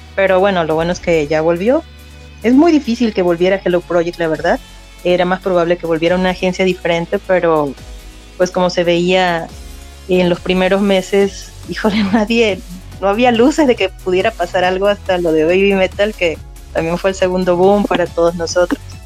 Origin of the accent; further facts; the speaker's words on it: Mexico; soy de México.